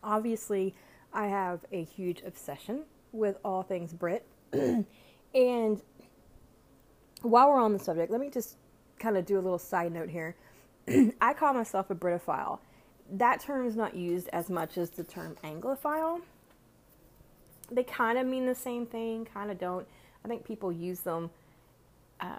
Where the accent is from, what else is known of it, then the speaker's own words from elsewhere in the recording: United States; being American